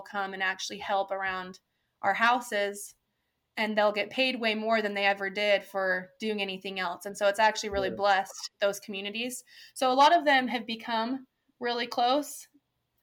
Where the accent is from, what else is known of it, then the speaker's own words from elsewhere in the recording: La Mora, Sonora, Mexico; also born or lived in Chihuahua; now in United States; I grew up in La Mora in Sonora on our ranch